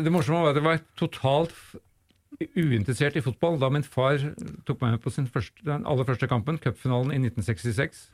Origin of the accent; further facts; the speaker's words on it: Oslo, Norway; Jeg er fra Grefsen-Disen.